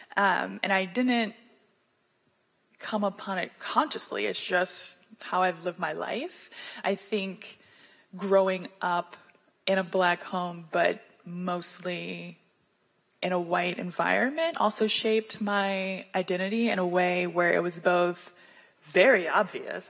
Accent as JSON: {"language": "English", "town": "Houston", "region": "Texas", "country": "United States", "tie": "born or raised there", "also_born_or_lived": "Washington, D.C.", "said": "I was born in Washington, D.C., in the city of D.C., and when I was eight, right before third grade, I moved to the suburbs of Houston, Texas"}